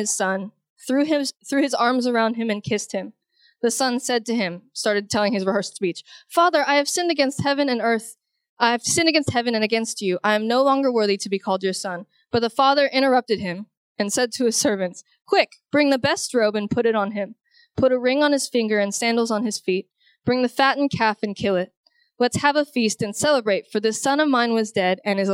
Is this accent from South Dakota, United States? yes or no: no; Houston, Texas, United States; I grew up, I'm originally from Houston, Texas